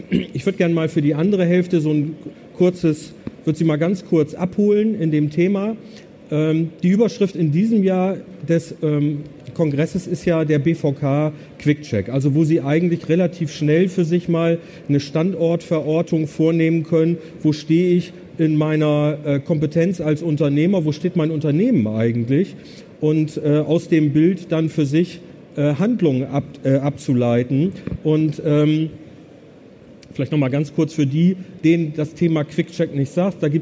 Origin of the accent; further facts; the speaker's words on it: Bremen, Germany; ich komme aus Bremen. Also. Okay. Und der Bremer sagt ja Bremen, da merken sie schon, da fehlt irgendwie ein E.